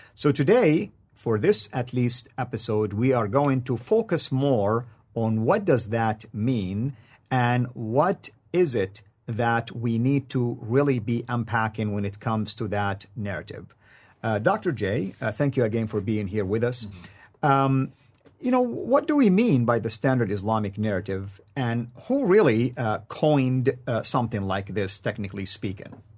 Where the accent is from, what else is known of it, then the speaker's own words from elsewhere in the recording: near Mecca, Makkah Province, Saudi Arabia; I grew up near Mecca